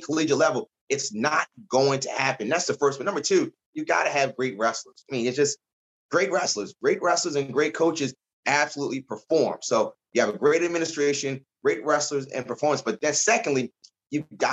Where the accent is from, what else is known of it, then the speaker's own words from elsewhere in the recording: Baltimore, Maryland, United States; moved away; also born or lived in Virginia; I'm originally from Baltimore